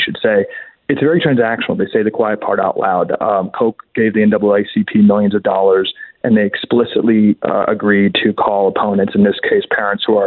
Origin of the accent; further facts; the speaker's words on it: Washington, District of Columbia, United States; I was born and raised in Georgetown